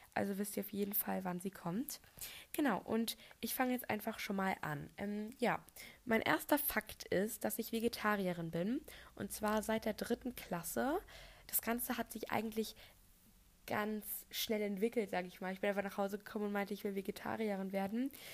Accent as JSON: {"language": "German", "area": "North Frisia", "region": "Schleswig-Holstein", "country": "Germany", "tie": "born or raised there", "also_born_or_lived": "Bremen", "said": "ich bin aber hier in Nordfriesland geboren"}